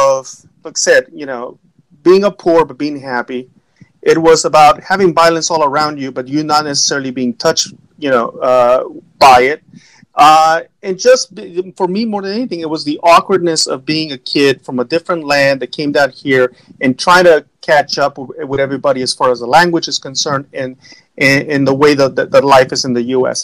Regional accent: Los Angeles, California, United States; born or raised there; also born or lived in Mexico

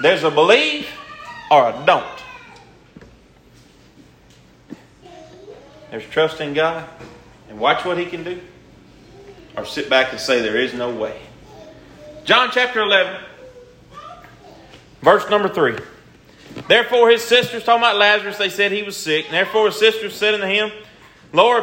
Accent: Louisiana, United States; I said, Louisiana

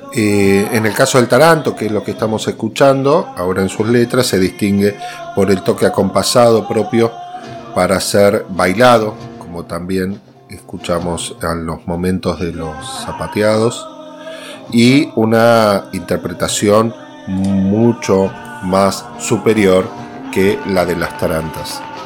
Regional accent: Argentina

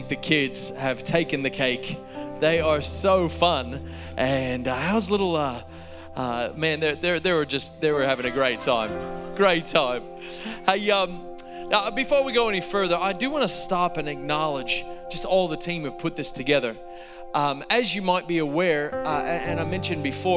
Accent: North Carolina, United States; moved away as an adult; now in Australia; we grew up in North Carolina

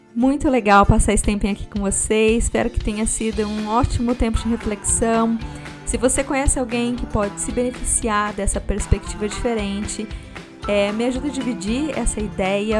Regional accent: Brazil; eu cresci no Brasil

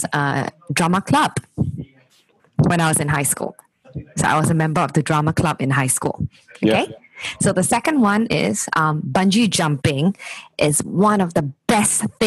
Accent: Singapore; I was being that Singaporean girl

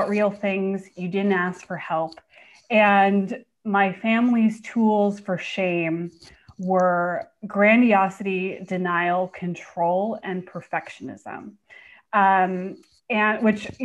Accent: Bay Area, California, United States; now in Portland, United States; I actually live in Portland now, but I'm from the Bay Area.

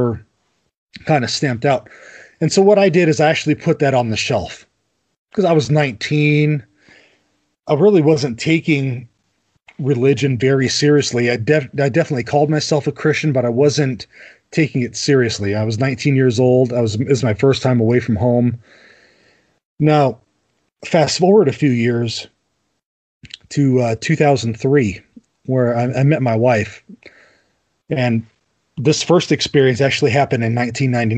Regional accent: Los Angeles, California, United States; I grew up in the Los Angeles area

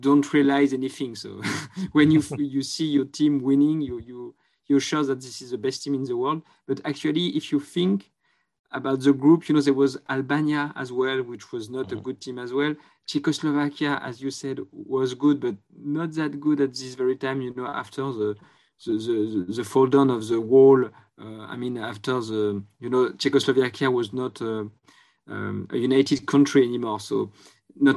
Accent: France; accent: French; English is a second language; I hope my French accent will be understandable

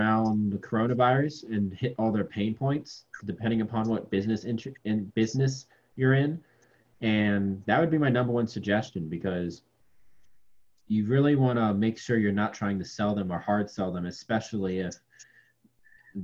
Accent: Virginia, United States; I'm from Virginia

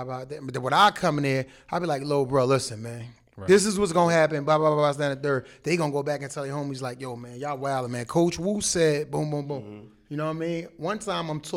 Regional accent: Jersey City, New Jersey, United States; growing up in Jersey City.

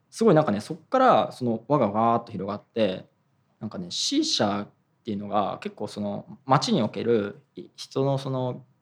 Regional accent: Hokkaido, Japan; also born or lived in Tokyo; 北海道で育ったからなのか

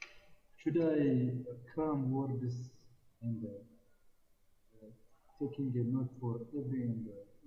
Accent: Ethiopia; English is a second language; I'm from Ethiopia. Ethiopia, if you don't know my country, it's located in the eastern part of Africa.

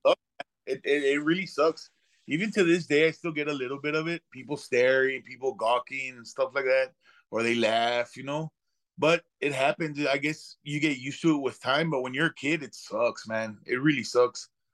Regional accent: Laredo, Texas, United States; I'm from Laredo, Texas

